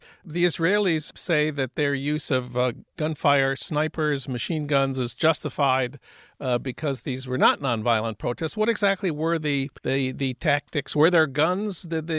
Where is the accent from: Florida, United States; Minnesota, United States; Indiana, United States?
Minnesota, United States; St. Paul; my hometown of St. Paul.